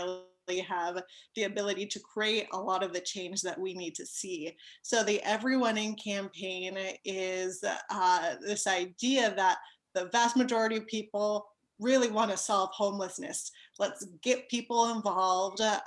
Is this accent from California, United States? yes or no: yes; South Pasadena, California, United States; now in Rosemead, United States; I was raised in South Pasadena